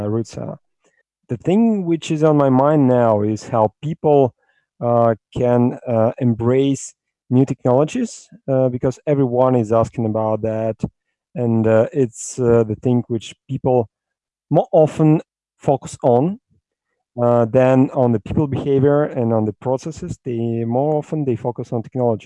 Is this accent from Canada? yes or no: no; Russia; I'm from Russia